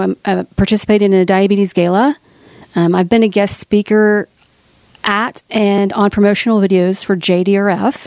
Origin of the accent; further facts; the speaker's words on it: Oklahoma City, Oklahoma, United States; my hometown of Oklahoma City